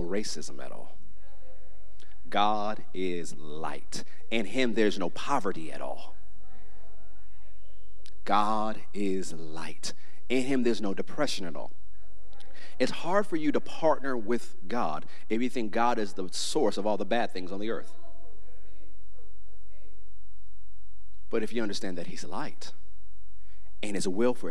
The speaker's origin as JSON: {"language": "English", "country": "United States", "said": "I'm an American"}